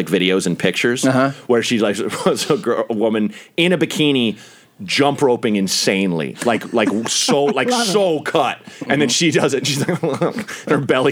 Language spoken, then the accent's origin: English; Portland, Oregon, United States; I grew up in Portland, Oregon